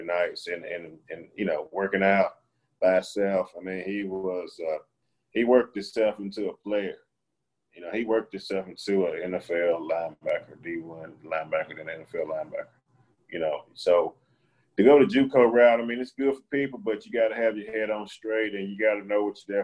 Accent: LaGrange, Georgia, United States; moved away; They went down to my hometown and got a defensive lineman from Troop High School from LaGrange, Georgia.

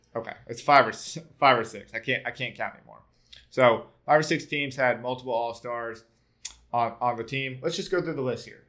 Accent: Tennessee, Georgia, the South, United States; I'm also from the South too. I'm not I'm not from from Bama, but you know I'm from Tennessee, Georgia

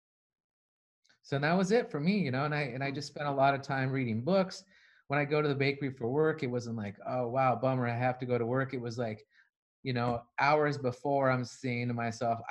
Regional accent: Arizona, United States; I'm from Arizona

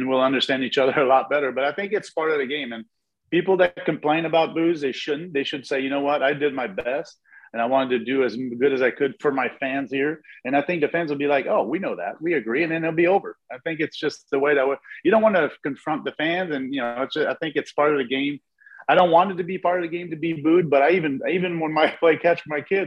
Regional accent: Montreal, Quebec, Canada; English is a second language; moved away as an adult; also born or lived in Oklahoma; I'm from Montreal

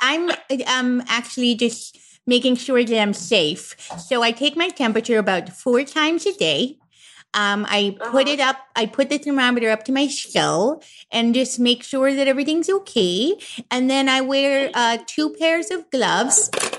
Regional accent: San Antonio, Texas, United States; Well, originally I'm from San Antonio, but then my family moved briefly.

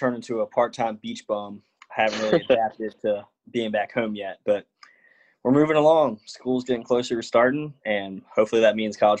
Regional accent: Richmond, Virginia, United States; Growing up in Richmond

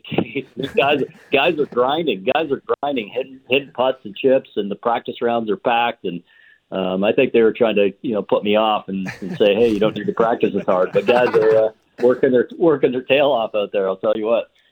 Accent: Ontario, Canada; growing up in Ontario and playing hockey

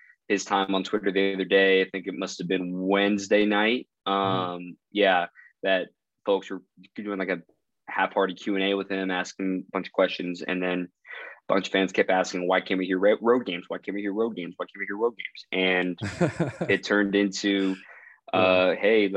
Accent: Chandler, Arizona, United States; also born or lived in Dallas, Texas; now I've grown up here in the Southeast Valley of Phoenix. Went to Basha High School in Chandler.

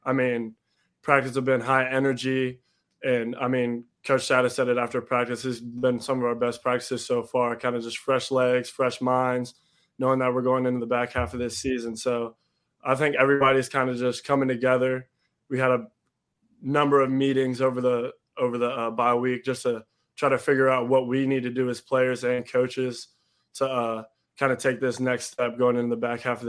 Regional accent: Cincinnati, Ohio, United States; growing up in Cincinnati, I'm coming to games as a young kid

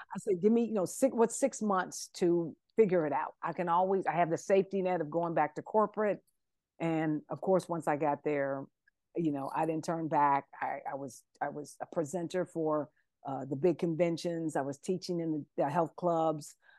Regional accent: Columbus, Ohio, United States; moved away as an adult; now in Atlanta, United States; I'm originally from Ohio, uh, Columbus, Ohio

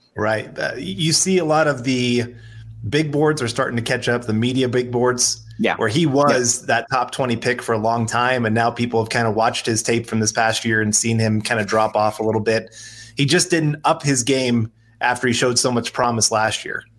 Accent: Kansas, United States; I grew up in Kansas. I'm still in Kansas

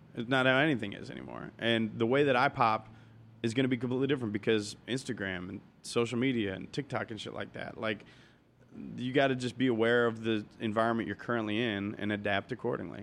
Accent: Cincinnati, Ohio, United States; moved away as an adult; also born or lived in Arizona; now in Los Angeles, United States; I grew up in Cincinnati

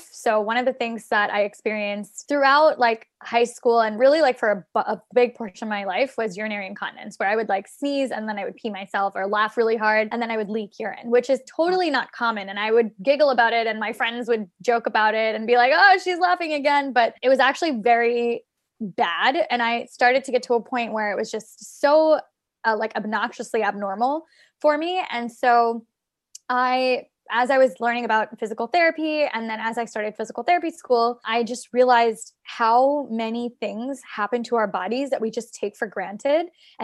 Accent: Maryland, United States; now in New York City, United States; I'm originally from Maryland. So I came to New York

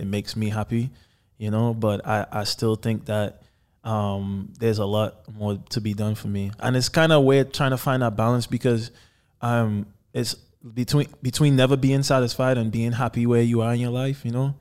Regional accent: Trinidad & Tobago; moved away; I was born in Trinidad and Tobago, by the way, so I'm from the islands. And growing up, my dad was actually the first artist to sign a record deal in Trinidad

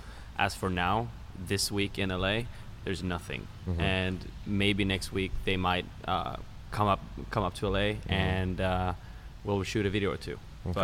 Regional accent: Norway; now in Sweden; And I'm also from Norway.

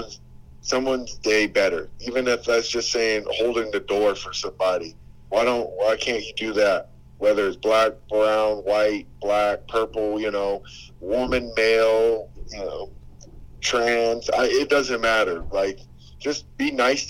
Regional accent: Vancouver, British Columbia, Canada; now in United States; I grew up in Vancouver

